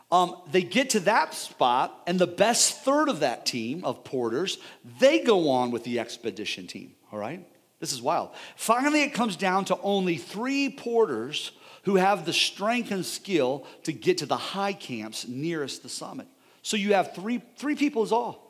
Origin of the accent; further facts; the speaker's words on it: United States; We're Americans